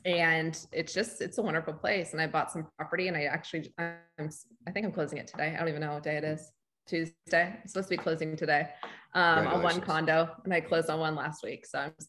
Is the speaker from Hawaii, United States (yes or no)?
yes; Honolulu, Hawaii, United States; moved away as an adult; also born or lived in Los Angeles / Charlotte; now in Lake Norman, United States; So I grew up in Hawaii, Honolulu. So I'm used to like laid back, chill